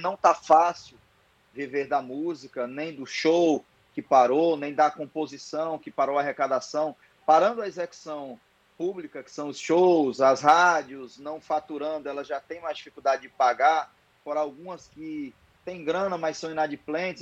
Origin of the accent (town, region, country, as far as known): Ceará, Brazil